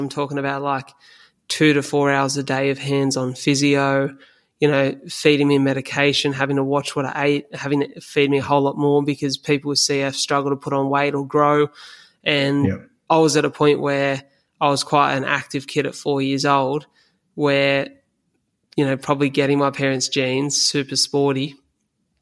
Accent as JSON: {"language": "English", "country": "Australia", "said": "as an Aussie male"}